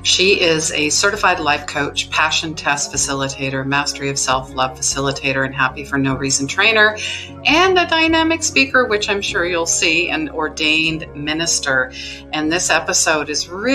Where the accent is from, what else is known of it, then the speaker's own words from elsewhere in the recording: Canada; I'm possibly Canadian